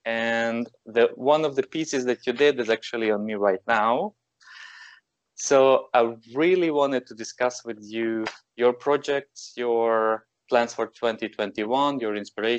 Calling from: Belgium; I'm calling you from Belgium.

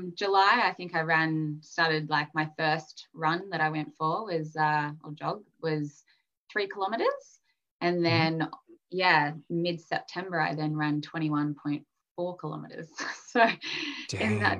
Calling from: Brisbane, Queensland, Australia; So I'm in Brisbane, Australia.

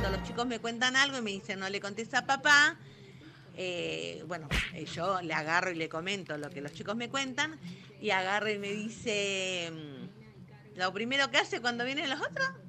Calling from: San Justo, Buenos Aires Province, Argentina; de San Justo.

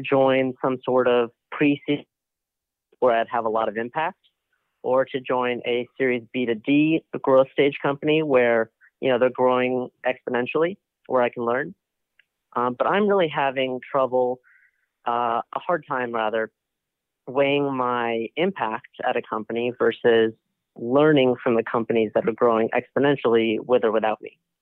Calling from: Boston, Massachusetts, United States; calling from Boston, right outside Boston

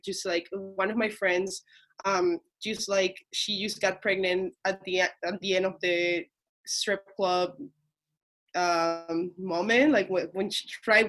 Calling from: Toronto, Ontario, Canada; I'm calling from Toronto, Canada.

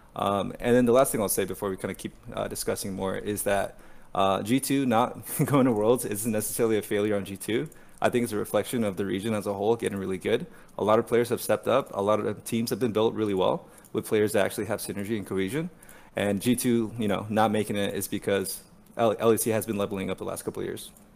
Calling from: San Francisco, California, United States; I'm uh, calling from San Francisco.

